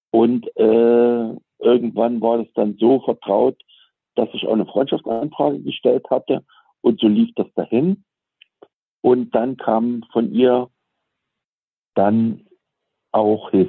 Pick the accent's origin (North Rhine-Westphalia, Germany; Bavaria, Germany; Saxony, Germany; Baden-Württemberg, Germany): Saxony, Germany; Ja, ich bin also im Osten in Sachsen aufgewachsen, im Erzgebirge und habe